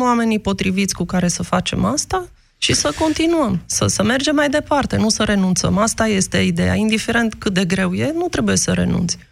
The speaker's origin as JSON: {"language": "Romanian", "country": "Romania", "moved": "as an adult", "said": "nu înseamnă că nu sunt român, nu înseamnă că nu-mi iubesc țara"}